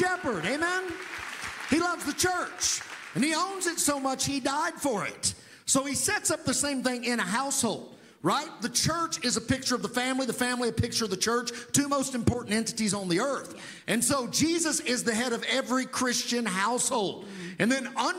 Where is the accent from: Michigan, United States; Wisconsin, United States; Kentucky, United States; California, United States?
Kentucky, United States; Providence; moved away as an adult; also born or lived in Tulsa, Oklahoma; I was raised in a small town, Western Kentucky.